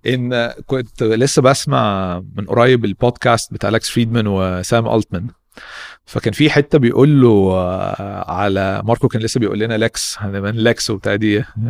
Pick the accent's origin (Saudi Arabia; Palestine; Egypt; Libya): Egypt; احنا شباب مصري جامدين